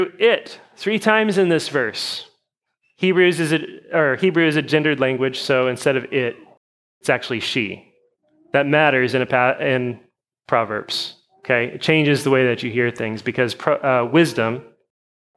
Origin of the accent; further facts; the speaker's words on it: United States; we're American Christians.